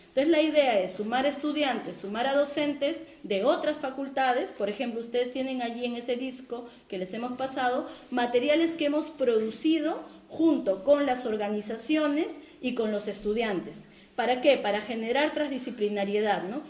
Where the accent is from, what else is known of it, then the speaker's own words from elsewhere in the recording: Peru; en mi país, en el caso del Perú